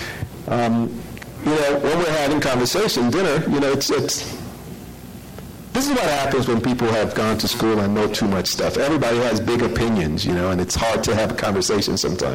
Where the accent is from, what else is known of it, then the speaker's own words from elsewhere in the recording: New York City, New York, United States; I'm from New York City